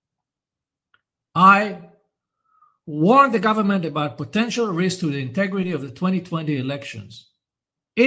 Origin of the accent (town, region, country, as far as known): Israel